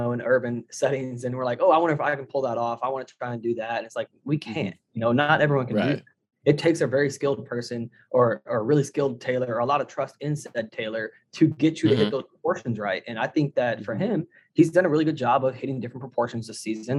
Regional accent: Midwest, United States; I'm from the Midwest

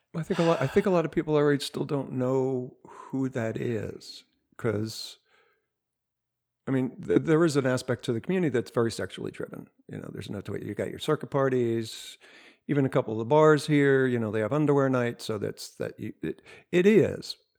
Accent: New Jersey, United States; I'm from South Jersey

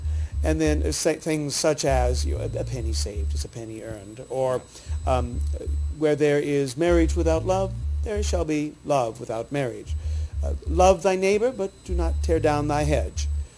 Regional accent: Boston, Massachusetts, United States; forgive my bringing a criticism to my hometown of Boston

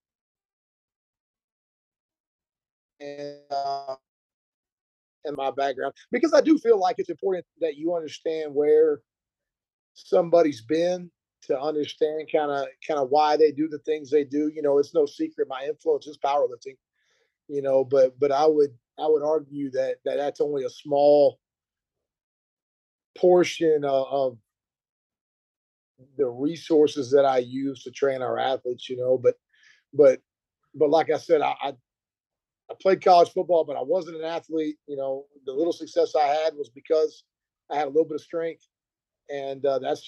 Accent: Burkburnett, Texas, United States; also born or lived in Kansas / Virginia; I'm from a small town in North Texas, Burke Burnett.

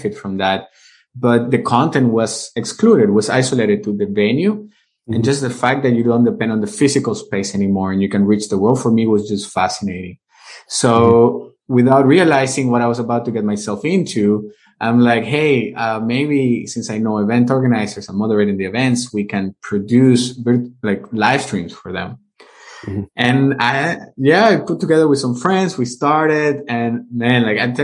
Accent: Venezuela; first language Spanish; English is a second language; moved away as an adult; also born or lived in United States; now in Vienna, Austria; I'm originally from Venezuela. That's where I was born and raised. I grew up there.

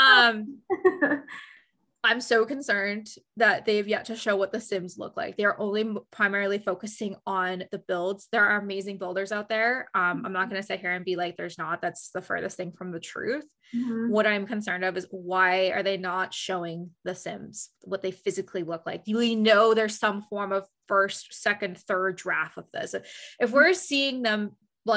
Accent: Canada; I'm actually 14 years old and I'm from Canada

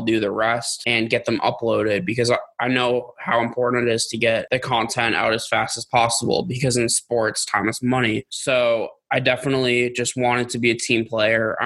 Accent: Boston, Massachusetts, United States; growing up in Boston

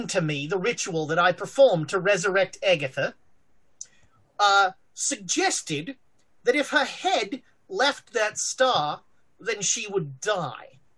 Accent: Australia; I'm an Australian. I come from a continent where everything on the continent is trying to kill you.

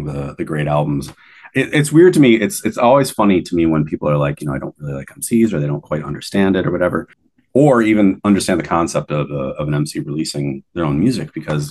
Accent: United States; moved away; being American originally

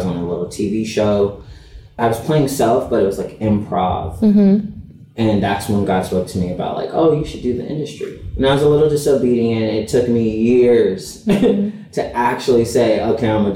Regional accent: Los Angeles, California, United States; I'm from Los Angeles

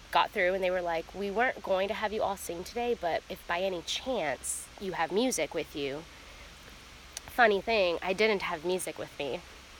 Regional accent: the South, United States; It opened my eyes and ways that I just never experienced growing up in the South.

